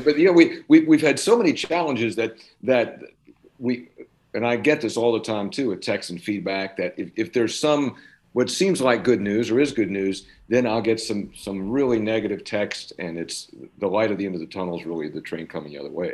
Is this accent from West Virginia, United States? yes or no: yes; Jefferson County, West Virginia, United States; I'm from, Jefferson County